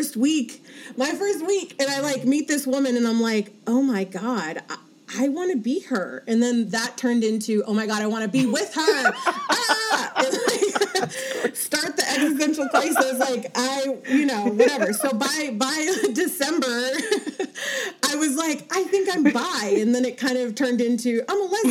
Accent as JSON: {"language": "English", "town": "Los Angeles", "region": "California", "country": "United States", "tie": "born or raised there", "also_born_or_lived": "Monterey, California / Orange County, California / New York", "said": "I grew up in Los Angeles"}